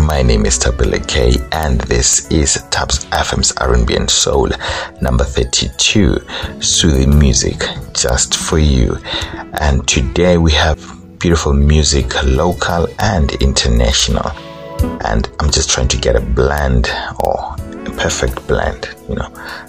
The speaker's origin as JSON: {"language": "English", "country": "South Africa"}